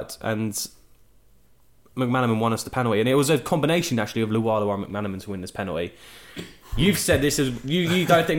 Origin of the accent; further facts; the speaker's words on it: Stoke-on-Trent, West Midlands, United Kingdom; maybe even the way I'm from Stoke